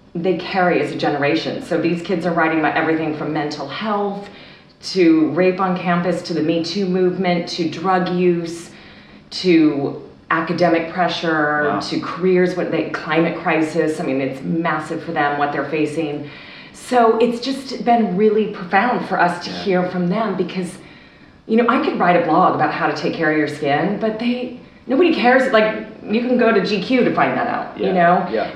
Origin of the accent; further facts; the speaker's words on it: California, United States; I grew up in California in the 70s and 80s